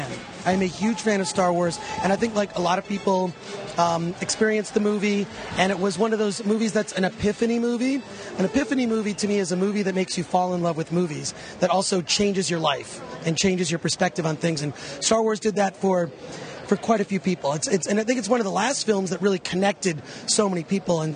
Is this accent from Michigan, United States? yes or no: yes; Detroit, Michigan, United States; I grew up in Detroit